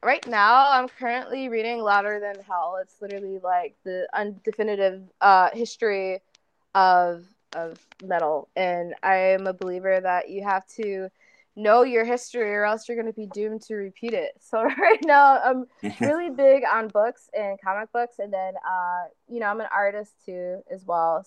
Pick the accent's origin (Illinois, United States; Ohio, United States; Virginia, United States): Illinois, United States; Chicago; I'm from Chicago